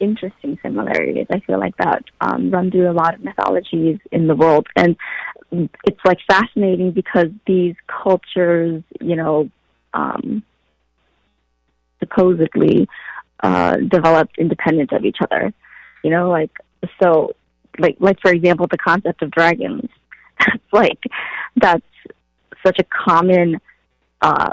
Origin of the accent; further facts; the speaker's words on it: Wisconsin, United States; I'm from Wisconsin